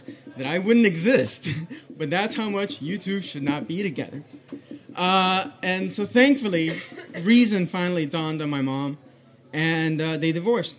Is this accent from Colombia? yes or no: yes; Colombia; I'm from Colombia. It's a very traditional country.